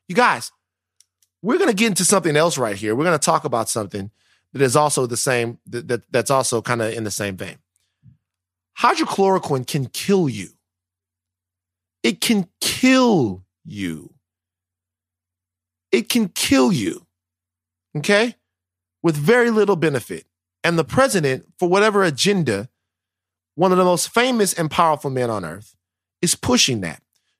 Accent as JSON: {"language": "English", "region": "the South", "country": "United States", "said": "I'm from the South. I don't believe in speaking ill of the dead"}